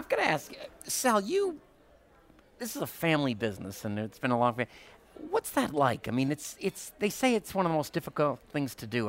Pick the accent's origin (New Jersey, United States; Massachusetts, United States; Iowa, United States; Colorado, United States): Massachusetts, United States; Boston; moved away; I'm originally from Boston. We basically, everybody came over around 1900, 1910 to Ellis Island.